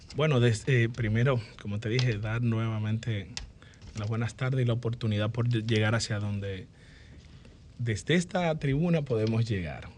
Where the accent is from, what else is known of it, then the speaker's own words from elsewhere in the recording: Dominican Republic; Yo nací en la Diego Colón número uno